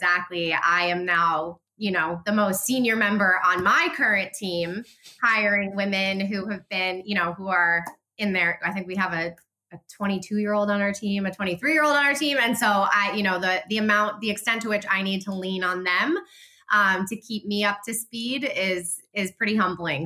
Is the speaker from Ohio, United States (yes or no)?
no; New Jersey, United States; now in Vermont, United States; I grew up in New Jersey, which is just a little bit south of here, but I've been here for, you know, 15 years now